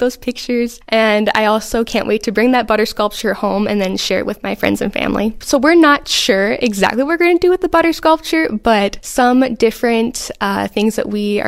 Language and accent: English; Oakdale, Minnesota, United States; moved away as an adult; now in Wisconsin, United States; I'm originally from Oakdale, Minnesota, where I am the fifth generation on my family's farm